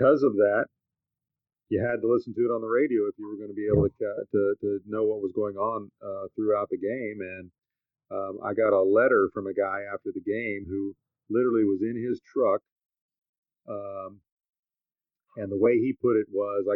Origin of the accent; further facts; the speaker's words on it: Dallas, Texas, United States; also born or lived in Lubbock, Texas; I grew up in Dallas. I live in Dallas.